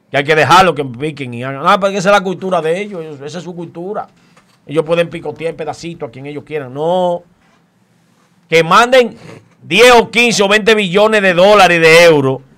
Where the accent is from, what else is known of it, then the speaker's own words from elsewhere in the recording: Dominican Republic; Yo soy turista, yo estoy aquí, yo eh, vine de República Dominicana.